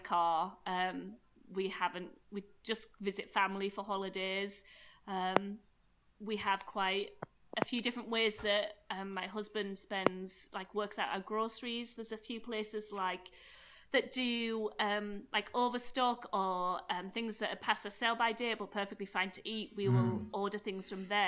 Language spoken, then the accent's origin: English; United Kingdom; I'm very British